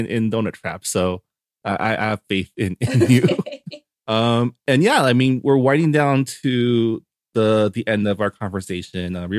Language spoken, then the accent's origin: English; San Gabriel, California, United States; San Gabriel is my hometown